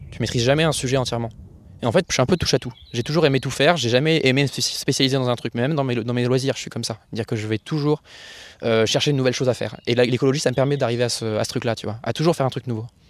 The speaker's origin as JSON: {"language": "French", "town": "Orléans", "region": "Centre-Val de Loire", "country": "France", "tie": "born or raised there", "said": "je viens du coup d'Orléans. J'habite juste à côté de la Loire. J'ai vécu là-bas toute ma vie"}